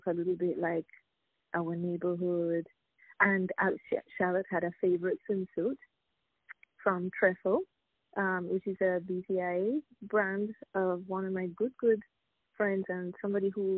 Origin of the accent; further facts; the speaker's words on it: Jamaica; now in Saint Lucia; I'm originally from Jamaica. I live in St. Lucia